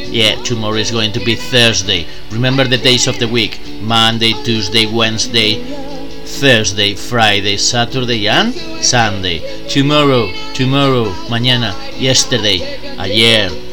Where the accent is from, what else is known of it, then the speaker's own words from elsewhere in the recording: Spain; English is a second language; I'm from Spain.